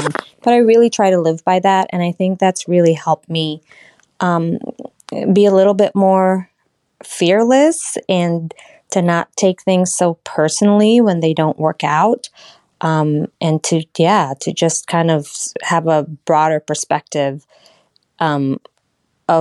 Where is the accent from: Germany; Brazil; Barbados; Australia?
Australia; moved away as an adult; also born or lived in Philippines; now in United States; I was born in the Philippines. I migrated, my family and I migrated to Australia, where I had attended most of my education. And then I moved to the States when I was 25